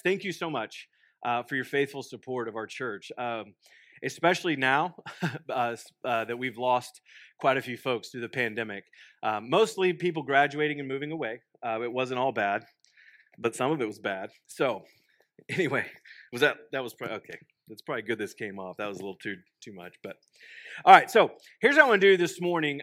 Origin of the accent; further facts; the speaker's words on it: Waco, Texas, United States; now in Stillwater, United States; I'm originally from Waco, Texas. Um, I grew up, born and raised